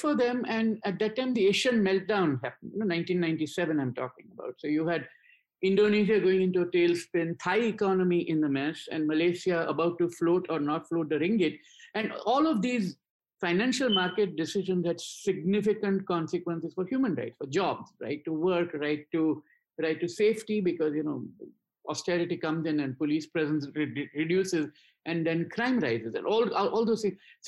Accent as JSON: {"language": "English", "country": "India", "tie": "born or raised there", "said": "I grew up in India"}